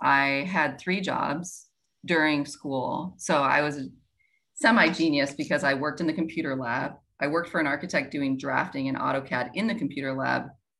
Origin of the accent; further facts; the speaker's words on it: Iowa, United States; moved away as an adult; also born or lived in Wyoming; So I'm from Iowa. Didn't say that. I grew up on a farm in the middle of nowhere. And I went to the University of Wyoming for architectural engineering because it was the cheapest engineering school in the US.